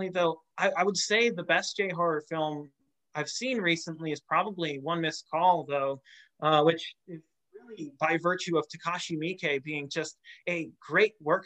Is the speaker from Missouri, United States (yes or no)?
yes; St. Louis, Missouri, United States; I grew up in St. Louis